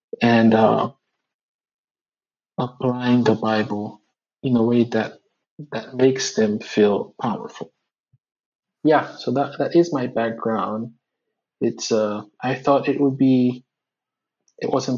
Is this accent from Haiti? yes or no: yes; Port-au-Prince, Haiti; me growing up in Haiti